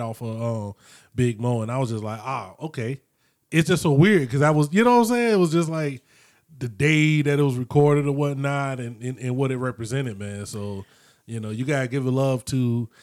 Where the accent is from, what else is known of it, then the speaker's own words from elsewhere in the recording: Florida, United States; moved away; also born or lived in North Dakota; growing up in Florida in the '90s